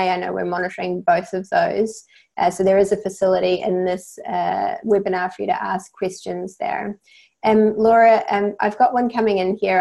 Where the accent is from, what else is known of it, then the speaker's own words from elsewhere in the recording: New Zealand; accent: New Zealand; you can probably tell from my accent that I'm from New Zealand.